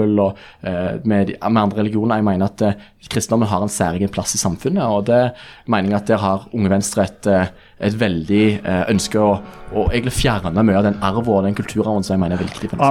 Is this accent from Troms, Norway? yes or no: no; Rogaland, Norway; jeg kommer fra Rogaland sjøl, så jeg reagerer jo litt på den debatten som ofte mange ungdomspolitikere har knyttet til oljenæringen